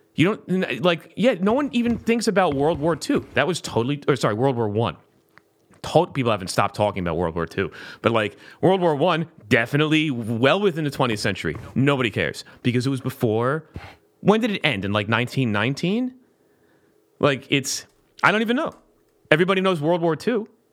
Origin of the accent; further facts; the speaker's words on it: South Florida, United States; moved away as an adult; also born or lived in Pittsburgh / Orlando; I'm from South Florida